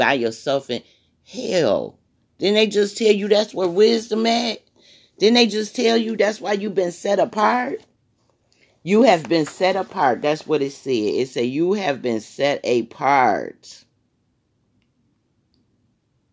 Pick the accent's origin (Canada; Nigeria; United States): United States; Michigan; I'm from Michigan